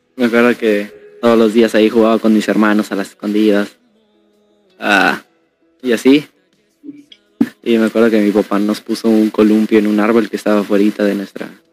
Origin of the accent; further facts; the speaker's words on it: Guadalajara, Jalisco, Mexico; now in Quintana Roo, Mexico; la segunda vez que me mudé es cuando de Guadalajara me vine acá a Quintana Roo. Y pues la verdad, mm, ahí me dolió muchísimo porque toda mi infancia, literal toda, toda, toda, se quedó allá en mi fraccionamiento